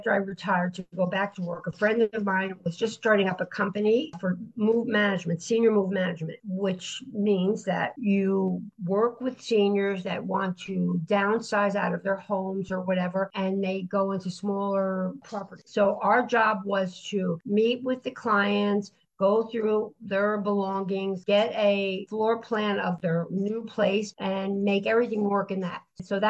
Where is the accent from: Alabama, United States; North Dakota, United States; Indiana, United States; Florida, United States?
Florida, United States; now in Silvi Marina, Italy; I prefer being at the beach because I come from Florida and I've always lived by the water.